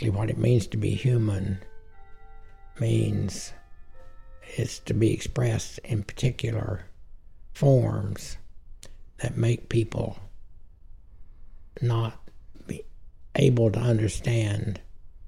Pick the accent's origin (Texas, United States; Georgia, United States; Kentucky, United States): Texas, United States; I'm a Texan before anything else